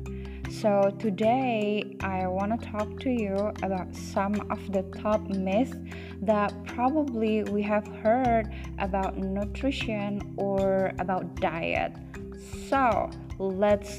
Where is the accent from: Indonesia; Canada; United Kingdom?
Indonesia; English is a second language; I'm from Indonesia. So you know that English, it's not my first language.